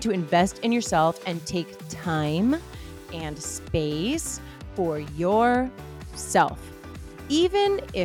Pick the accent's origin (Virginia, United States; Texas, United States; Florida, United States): Florida, United States; Miami; I am a Miami girl and I love to show mad love to my South Florida roots.